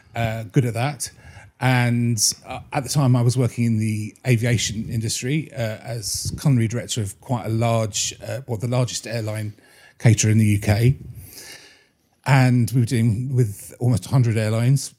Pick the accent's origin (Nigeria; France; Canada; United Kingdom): United Kingdom; Bury St Edmunds, East of England; my hometown is Brayton Edmonds